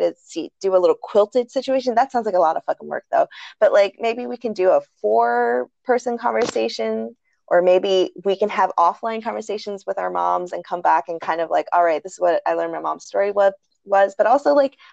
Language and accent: English; United States; we are some of the first ones in our families to be born here